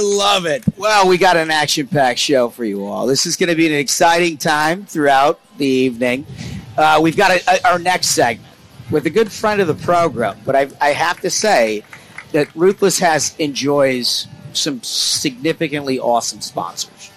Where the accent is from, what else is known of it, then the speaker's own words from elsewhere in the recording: Minnesota, United States; I'm from Minnesota